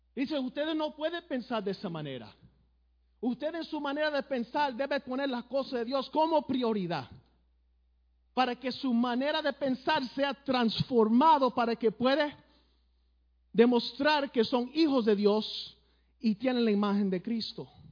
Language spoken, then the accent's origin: Spanish; New York, United States; yo me crié en el Bronx, Nueva York